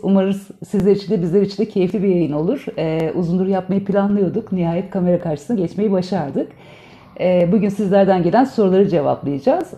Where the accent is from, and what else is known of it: Turkey; born or raised there; moved away as an adult; also born or lived in Istanbul (Beyoğlu); now in Riga, Latvia